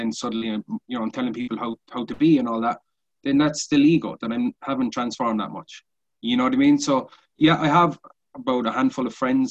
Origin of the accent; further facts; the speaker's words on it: Cork, Munster, Ireland; We're both from Cork City